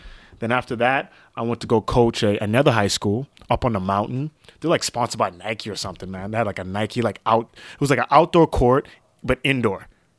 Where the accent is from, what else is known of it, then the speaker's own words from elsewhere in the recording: Vancouver, British Columbia, Canada; So there's a girl that went to McGee Secondary School, she hit me up, DM me, hey, can you train me?